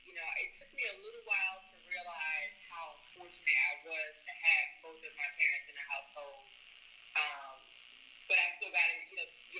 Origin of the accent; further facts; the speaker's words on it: Washington, District of Columbia, United States; So I grew up in Congress Park with both my parents.